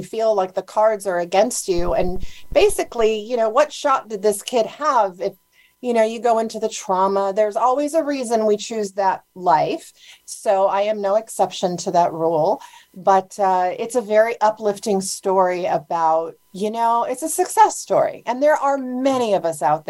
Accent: Honolulu, Hawaii, United States; I grew up in Honolulu, Hawaii

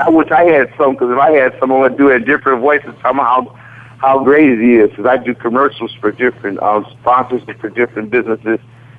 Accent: Detroit, Michigan, United States; I'm from the ghetto. I grew up in the Brewster Project, the same place with Darren Ross and Joe Lewis and Johnny Davis

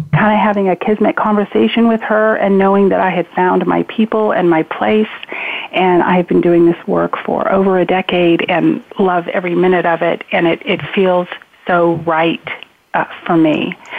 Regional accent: Spokane, Washington, United States; I was raised in Spokane, Washington

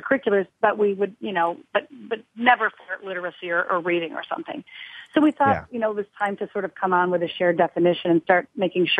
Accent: Green Bay, Wisconsin, United States; I'm from Green Bay

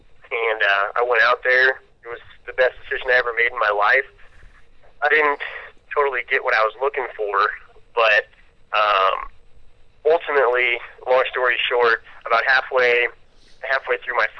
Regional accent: Nebraska, United States; also born or lived in California; I was from Nebraska, and that's what I represented.

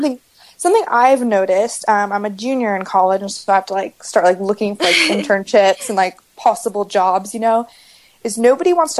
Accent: California, United States; In my home state, California

